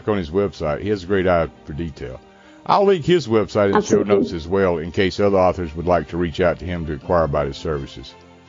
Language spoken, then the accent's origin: English; United States; accent: American English; first language English; American English is my native language, and I still have problems with it after 60 years.